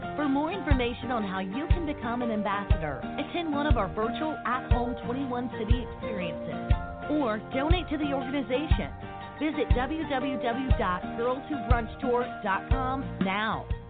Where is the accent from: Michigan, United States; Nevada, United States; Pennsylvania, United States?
Nevada, United States; Las Vegas; also born or lived in Jamaica; I'm from Jamaica, but I grew up in Vegas